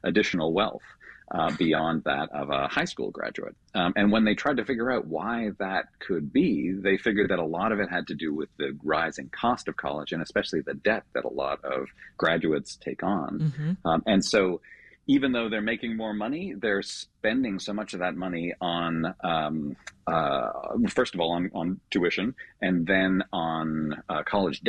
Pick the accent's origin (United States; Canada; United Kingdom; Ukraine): Canada; moved away; I grew up in Canada